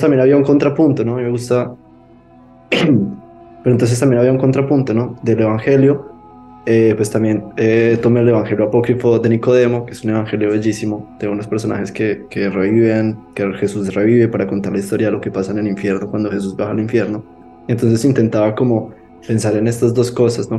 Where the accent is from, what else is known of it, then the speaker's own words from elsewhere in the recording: Manizales, Caldas, Colombia; moved away; Yo soy de Manizales